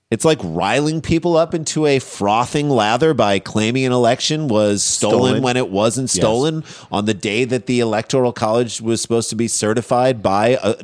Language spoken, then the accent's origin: English; St. Louis, Missouri, United States; in the 1980s, we grew up in St. Louis